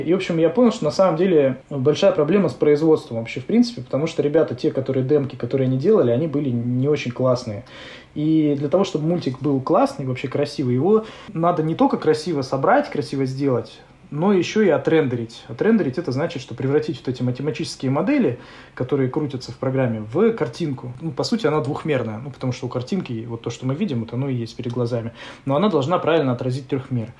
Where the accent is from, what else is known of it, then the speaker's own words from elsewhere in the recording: Novosibirsk, Novosibirsk Oblast, Russia; мы Васеньки из Новосибирска, мы делаем мультик